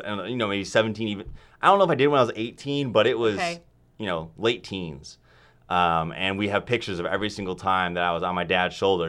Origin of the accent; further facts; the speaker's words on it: Wheaton, Illinois, United States; moved away as an adult; I am from Wheaton, Illinois, so it's like an hour-ish west of Chicago.